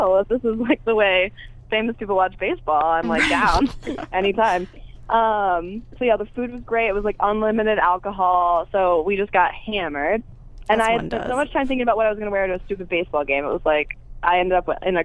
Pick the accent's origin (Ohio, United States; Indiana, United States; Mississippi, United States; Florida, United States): Ohio, United States; Toledo; moved away; I'm from Toledo, Ohio.